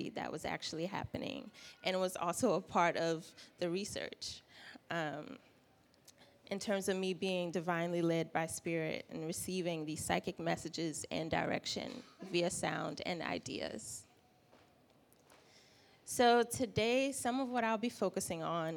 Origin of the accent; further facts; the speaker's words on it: South Carolina, United States; also born or lived in Midwest; now in Atlanta, United States; I'm from South Carolina. I'm based here in Atlanta now